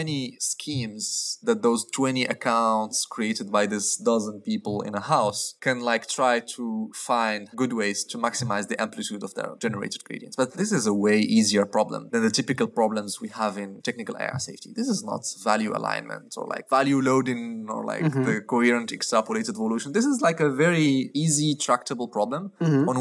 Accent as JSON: {"language": "English", "country": "Morocco", "moved": "yes", "said": "I come from Morocco"}